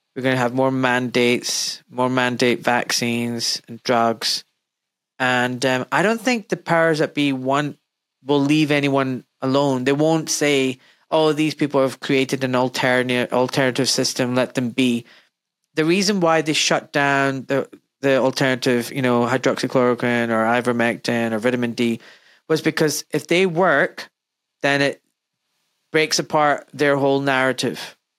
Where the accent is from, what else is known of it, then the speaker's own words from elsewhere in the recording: Glasgow, Scotland, United Kingdom; I'm from Glasgow in Scotland